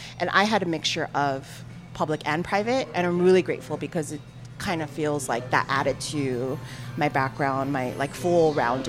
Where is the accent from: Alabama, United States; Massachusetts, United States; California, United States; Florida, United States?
California, United States; La Crescenta; I actually grew up in the San Fernando Valley. So I grew up in La Crescenta. It's actually maybe 10 miles north of Eagle Rock, which where my shop is located.